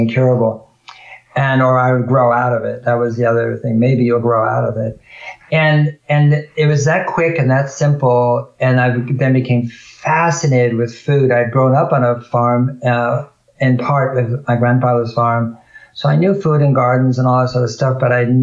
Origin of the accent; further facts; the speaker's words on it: California, United States; being a native Californian, fifth generation